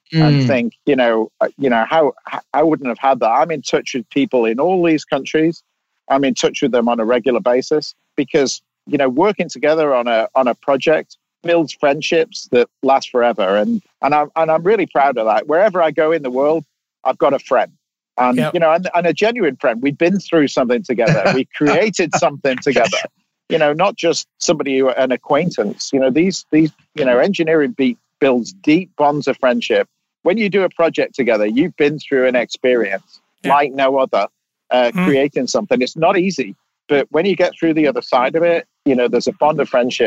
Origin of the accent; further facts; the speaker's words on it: England, United Kingdom; now in California, United States; I live in California, but I, you know, I'm English and I've worked all over the world.